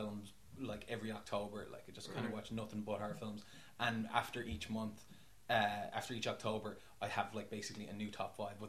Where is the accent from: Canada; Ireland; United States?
Ireland; Dublin, Leinster; I'm a filmmaker from Dublin